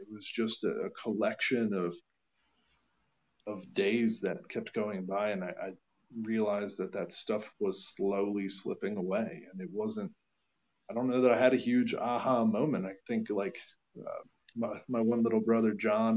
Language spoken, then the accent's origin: English; Allentown, Pennsylvania, United States; moved away as an adult; now in Lancaster, United States; I was from Allentown, Pennsylvania, moved to Lancaster.